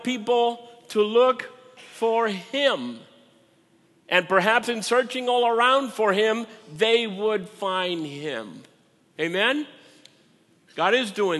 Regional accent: Puerto Rico; also born or lived in Minnesota; now in United States; I'm from Puerto Rico.

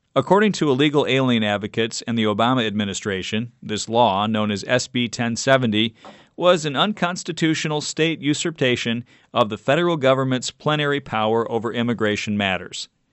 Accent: California, United States; my home state of California

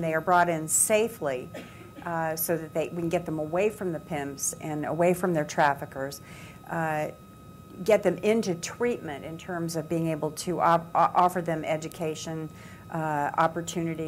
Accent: United States; we as American women

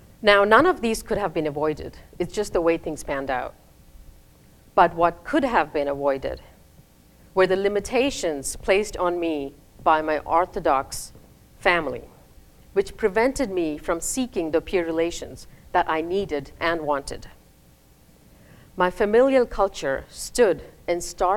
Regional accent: India; moved away as an adult; also born or lived in Raleigh, United States; now in United States; I moved from India, where I finished my K through 12, to the United States

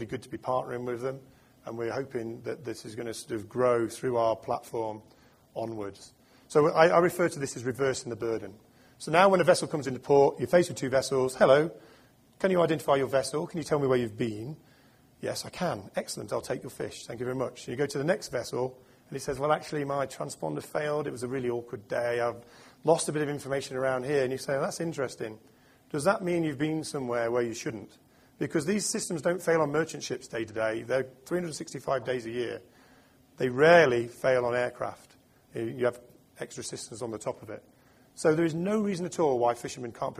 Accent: United Kingdom; I'm British

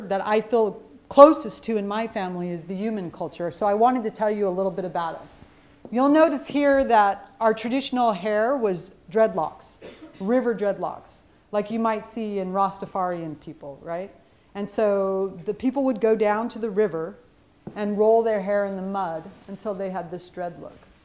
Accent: Yuma, Arizona, United States; I was born in Yuma, Arizona.

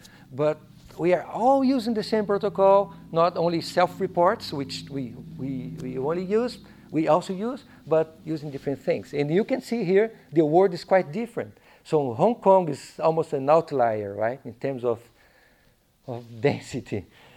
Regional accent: Curitiba, Paraná, Brazil; English is a second language; moved away; Curitiba, my hometown

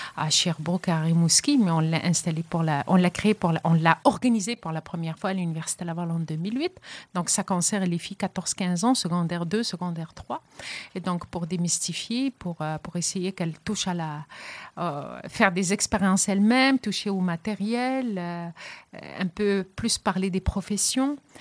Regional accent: Casablanca, Casablanca-Settat, Morocco; moved away as an adult; also born or lived in Rennes, France / Montreal, Canada / Quebec City, Canada; now in Trois-Rivières, Canada; je suis originaire du Maroc, je suis casablancaise d'origine

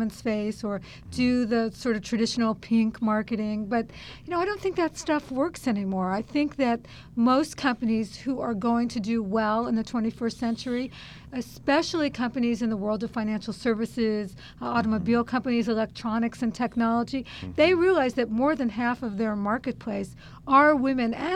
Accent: San Francisco, California, United States; San Francisco, which is my hometown

